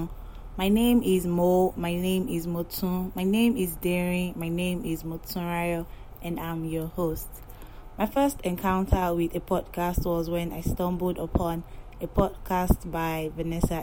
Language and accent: English; Yoruba tribe of Nigeria, Yorubaland, Nigeria; I am from the Yoruba tribe of Nigeria